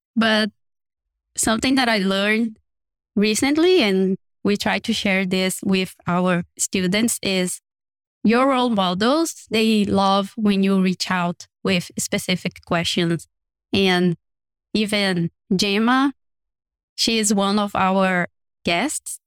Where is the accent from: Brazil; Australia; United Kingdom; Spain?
Brazil; moved away; I come from a very small city in one of the not so urban cities in Brazil